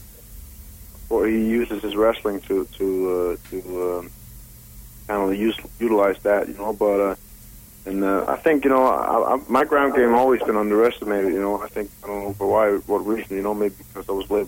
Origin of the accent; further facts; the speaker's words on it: Denmark; moved away as an adult; now in Las Vegas, United States; I'm originally from Denmark